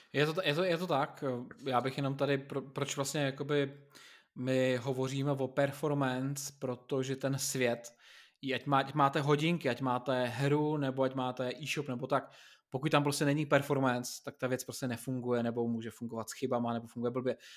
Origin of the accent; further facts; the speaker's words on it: Czechia; u nás v Čechách jsme zvyklí